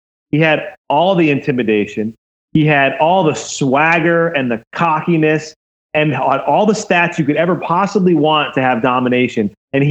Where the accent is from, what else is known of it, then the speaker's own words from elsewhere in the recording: Boston, Massachusetts, United States; I grew up in Boston